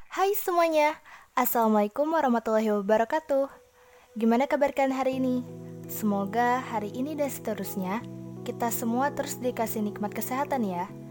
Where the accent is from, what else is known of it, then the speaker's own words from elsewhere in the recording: Bekasi, West Java, Indonesia; berasal dari Bekasi